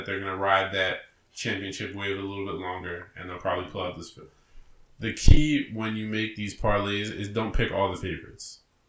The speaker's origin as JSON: {"language": "English", "region": "New Jersey", "country": "United States", "said": "As we're from New Jersey"}